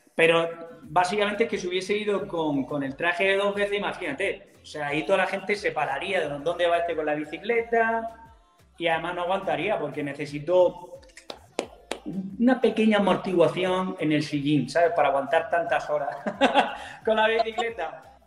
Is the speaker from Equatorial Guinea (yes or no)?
no; Macael, Andalusia, Spain; moved away; vuelvo a mi tierra, a Almería, ah, concretamente a Macael